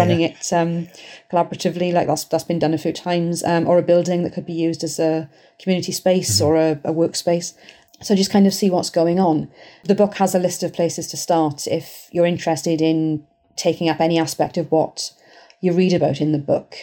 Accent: Welsh, Wales, United Kingdom; I'm Welsh

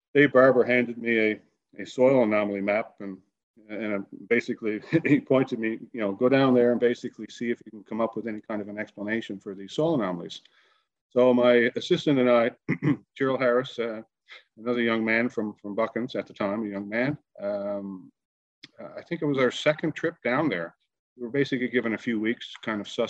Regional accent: Grand Falls-Windsor, Newfoundland and Labrador, Canada; I'm a local boy in that I grew up in central Newfoundland. In fact, our flagship Moosehead project is only 20 kilometers east of my hometown, Grand Falls

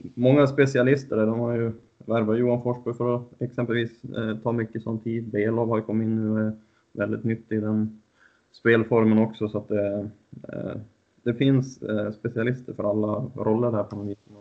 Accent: Husum, Västernorrland County, Sweden; Jag är från Husum, så jag såg mycket division 1-hockey när jag var yngre

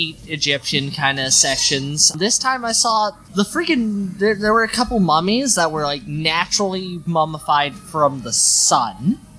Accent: Saskatchewan, Canada; moved away; I'm also from Saskatchewan

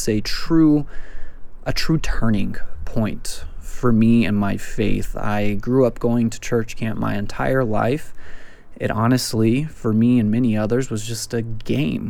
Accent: West Texas, United States; I'm from West Texas

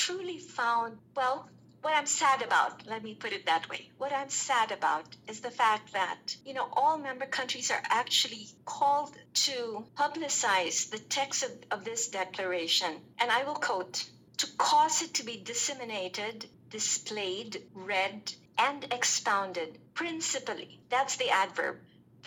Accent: Philippines; I'm from the Philippines.

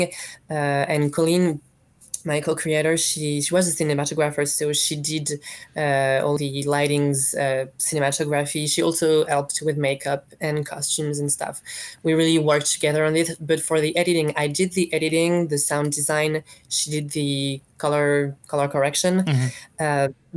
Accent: France; We're from France

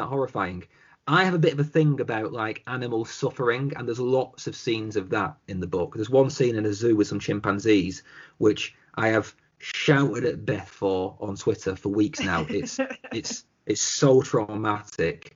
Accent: the north of England, United Kingdom; the way we in the north are

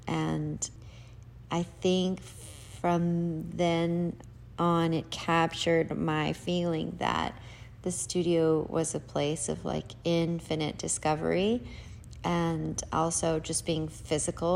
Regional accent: Salt Lake City, Utah, United States; I grew up in Salt Lake City, Utah

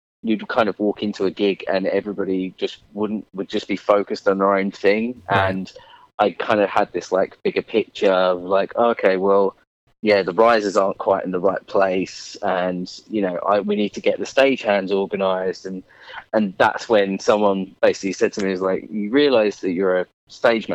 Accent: Essex, East of England, United Kingdom; I'm from a little place just outside London called Essex. Been here all of my life.

